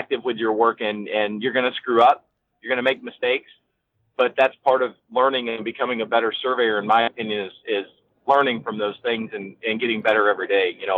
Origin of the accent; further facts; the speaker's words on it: Texas, United States; moved away as an adult; now in California, United States; I grew up in Texas